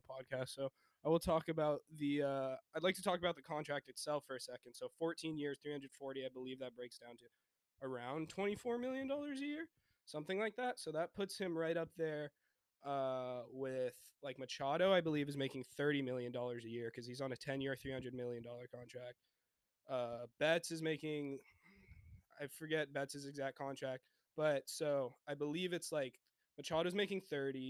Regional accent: San Diego, California, United States; moved away; I'm from San Diego, California

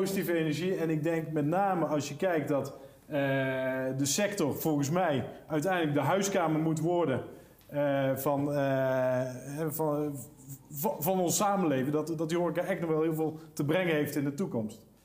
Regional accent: Netherlands; We Nederlanders

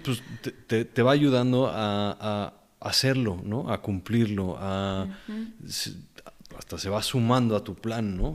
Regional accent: Mexico; also born or lived in Mexico City, Mexico; nos regresábamos a, mi pueblo mágico

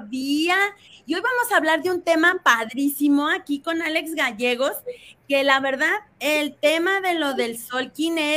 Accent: Mexico; como mexicanos

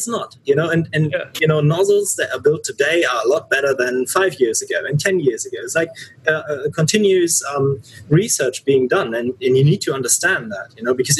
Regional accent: Cologne, North Rhine-Westphalia, Germany; I grew up in Cologne

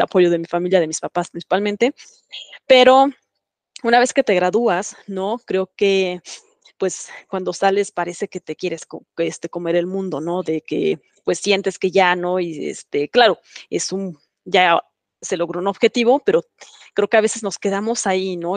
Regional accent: Mexico; moved away; soy mexicana

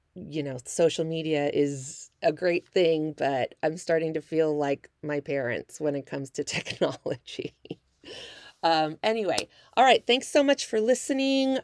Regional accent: Northern California, United States; moved away as an adult; also born or lived in Kansas / Milwaukee, Wisconsin / Las Vegas, Nevada; now in Southern California, United States; That's where I'm actually originally from, Northern California

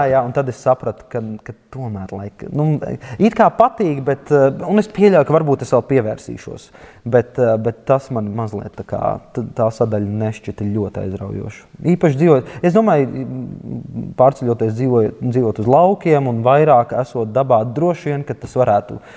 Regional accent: Latvia; es piedzimu Latvijā

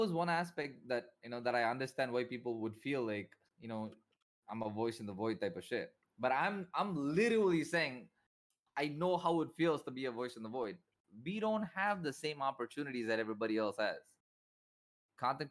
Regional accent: Chennai, Tamil Nadu, India; India, Chennai, Tamil Nadu

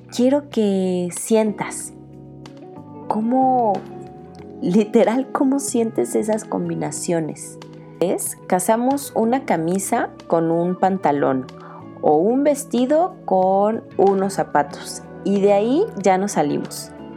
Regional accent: Mexico; eso que somos latinos y mexicanos. Nuestro país está lleno de colores

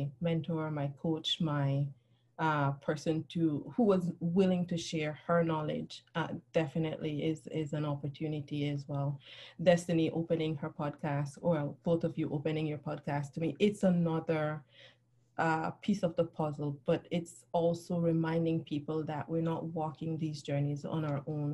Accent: Belize; moved away as an adult; now in United States; I grew up in Central America. I moved to the U.S. when I was in my 30s.

